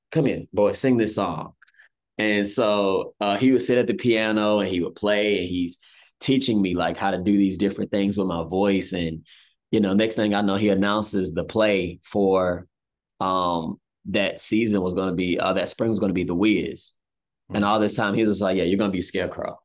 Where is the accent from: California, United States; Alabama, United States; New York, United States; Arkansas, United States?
Alabama, United States; Selma; moved away as an adult; also born or lived in Montgomery, Alabama / Birmingham, Alabama; now in Atlanta, United States; I'm originally from Selma, Alabama. Grew up, in the country most part. From there, when I was 10 years old, moved to Montgomery.